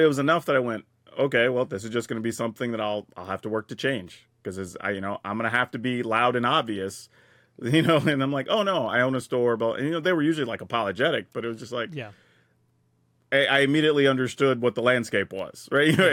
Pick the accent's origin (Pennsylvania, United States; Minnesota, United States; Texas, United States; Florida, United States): Texas, United States; I grew up in the South in Texas